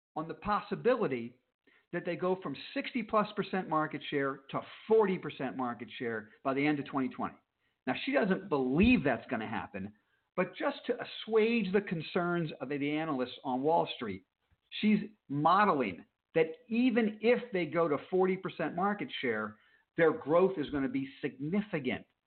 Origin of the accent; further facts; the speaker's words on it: Palm Beach, Florida, United States; I'm from Palm Beach